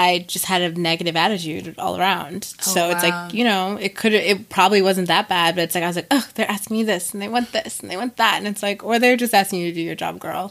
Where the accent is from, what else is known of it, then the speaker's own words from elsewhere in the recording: Minnesota, United States; moved away as an adult; also born or lived in Virginia; I grew up in Minnesota